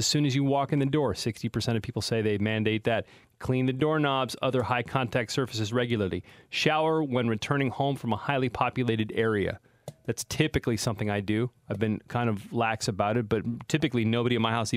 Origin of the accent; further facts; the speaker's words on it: near Monterey, Central Coast, California, United States; now in San Francisco Bay Area, United States; growing up near Monterey or the Central Coast